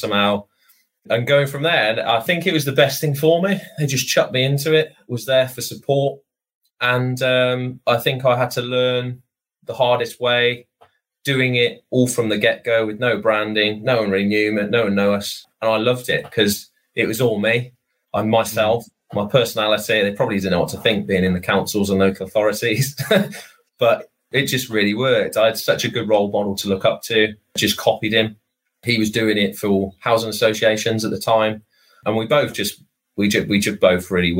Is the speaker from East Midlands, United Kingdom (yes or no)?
no; Hereford, West Midlands, United Kingdom; moved away; I was from Hereford